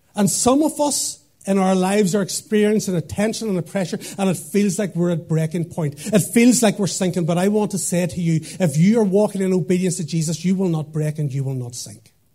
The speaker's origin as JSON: {"language": "English", "town": "Portadown", "region": "Northern Ireland", "country": "United Kingdom", "also_born_or_lived": "Lurgan / Dublin", "moved": "as an adult", "lives_now": "Craigavon, United Kingdom", "said": "I'm from Portadown"}